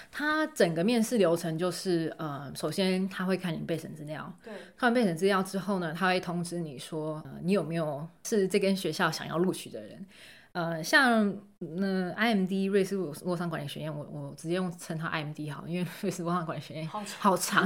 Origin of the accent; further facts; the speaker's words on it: Taiwan; moved away; 像我台湾人